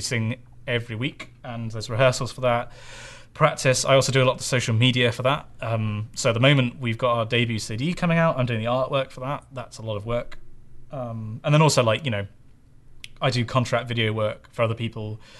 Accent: Bristol, South West England, United Kingdom; that's my hometown. Bristol, Bristol is where I'm from

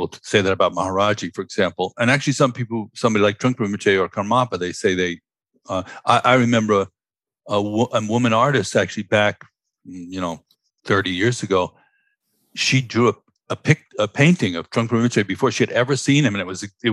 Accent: New York City, New York, United States; I grew up in Stuyvesant Town, Manhattan

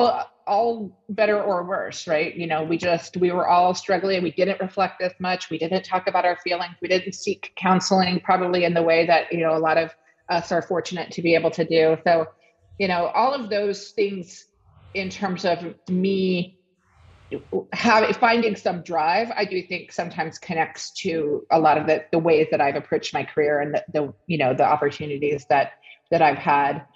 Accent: Washington, District of Columbia, United States; moved away; also born or lived in Olympia; growing up in Washington, D.C.

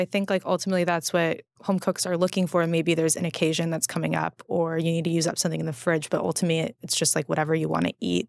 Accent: California, United States; I think like growing up in California, being so spoiled by produce

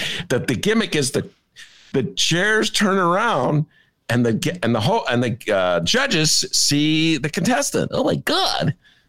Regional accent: Evanston, Illinois, United States; now in Chicago, United States; from my hometown, Evanston

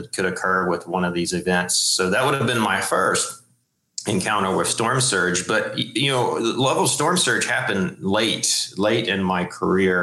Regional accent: central North Carolina, United States; I grew up in North Carolina

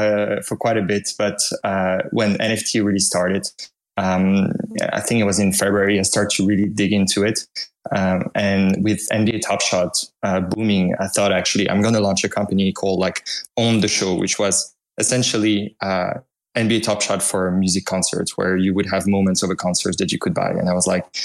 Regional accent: Belgium; accent: French; English is a second language; moved away as an adult; now in United States; I'm from Belgium, if you can hear some hint of a French accent in there

